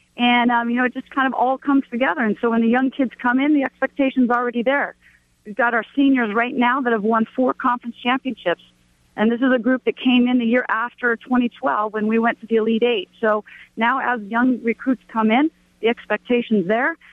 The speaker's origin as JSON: {"language": "English", "town": "Portland", "region": "Oregon", "country": "United States", "tie": "born or raised there", "moved": "as an adult", "lives_now": "Provo, United States", "said": "I grew up in Portland, Oregon, and then um, I was actually born here in Provo"}